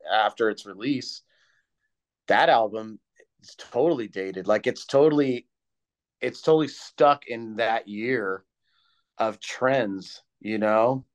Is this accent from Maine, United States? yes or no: no; California, United States; I'm from California